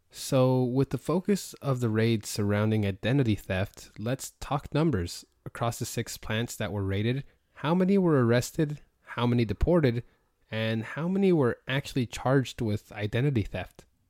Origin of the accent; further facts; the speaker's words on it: Logan, Utah, United States; also born or lived in California / Idaho; now in Georgia, United States; my parents actually decided to move up to Cache Valley in specifically Logan, Utah